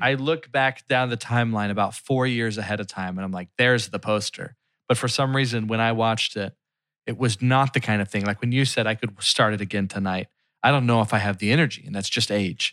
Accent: Philadelphia, Pennsylvania, United States; my hometown

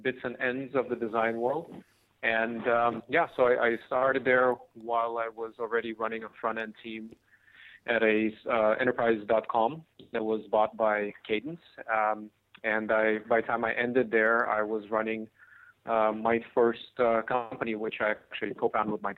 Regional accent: Cupertino, California, United States; also born or lived in Odessa, Ukraine; I grew up from the age of 8 in Silicon Valley, Bay Area. Went to the same high school, Homestead High School in Cupertino

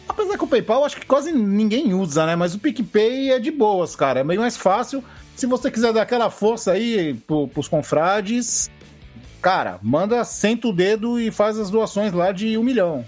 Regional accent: Santos, São Paulo, Brazil; eu sou Santista, cara. Nós somos os cariocas de São Paulo

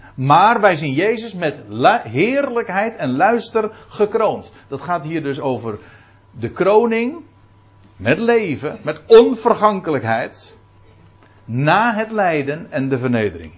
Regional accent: Netherlands

